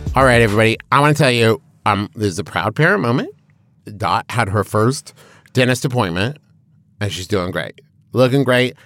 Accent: Huntington, West Virginia, United States; we grew up in Huntington, West Virginia

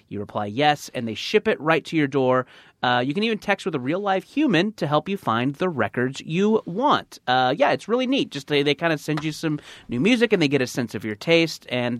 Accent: California, United States; Orange County.

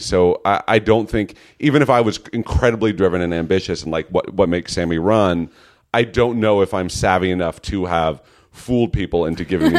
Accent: California, United States; I'm from the Bay Area. I went to NYU and I got my BFA in acting and then I came here.

